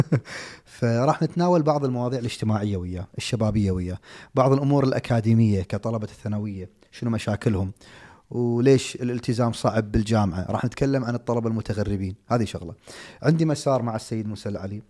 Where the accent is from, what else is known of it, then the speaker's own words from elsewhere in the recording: Kuwait; عندنا في الكويت